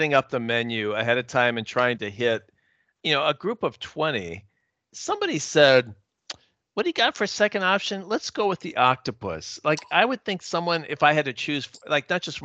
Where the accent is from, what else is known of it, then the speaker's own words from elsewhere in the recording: Wisconsin, United States; I'm from Wisconsin